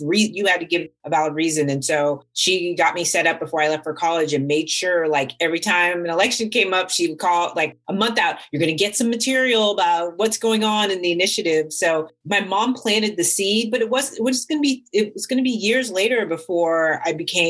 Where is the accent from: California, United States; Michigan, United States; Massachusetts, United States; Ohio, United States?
California, United States; San Rafael; also born or lived in Washington, D.C. / Contra Costa County, California; although I was born on the East Coast, more of my memory and upbringing is in Northern California in San Rafael. So grew up in Northern California